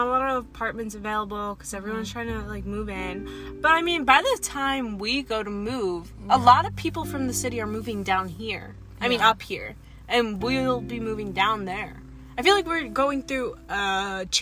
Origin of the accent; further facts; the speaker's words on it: Wallkill, New York, United States; now in Plattekill, United States; I originally lived, like, right in the hamlet of Walk Hill.